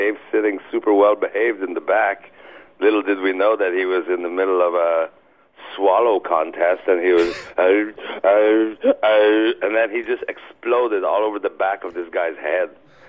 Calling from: Montreal, Quebec, Canada

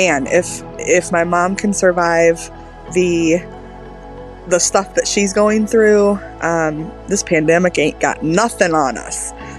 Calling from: Michigan, United States; I am calling from Michigan.

